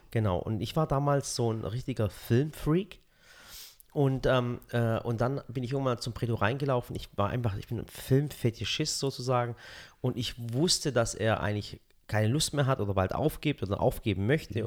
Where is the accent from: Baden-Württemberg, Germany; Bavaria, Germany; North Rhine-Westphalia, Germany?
Baden-Württemberg, Germany; Dotternhausen; accent: Swabian; also born or lived in Balingen; now in Waghäusel, Germany; ich bin im Dorf aufgewachsen und das hieß Dotternhausen